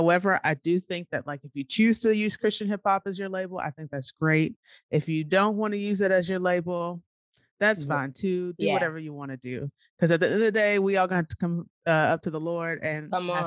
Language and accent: English; Nashville, Tennessee, United States; I'm from Nashville